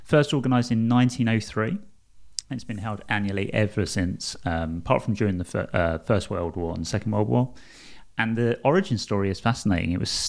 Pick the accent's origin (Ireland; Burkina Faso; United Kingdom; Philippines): United Kingdom; East London, London; I'm from East London. I sound terrible at the best of times, let alone doing French pronunciation.